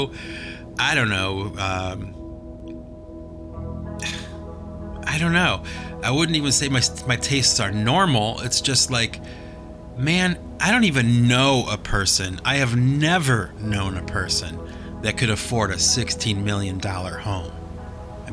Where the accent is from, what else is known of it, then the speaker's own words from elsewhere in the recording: United States; I do live in America. I'm an American